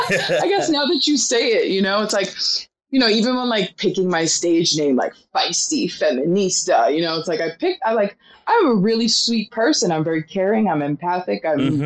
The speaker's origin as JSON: {"language": "English", "town": "Queens", "region": "New York", "country": "United States", "tie": "born or raised there", "said": "And so when I was young, my dad used to take me and my little sister. We grew up in Queens"}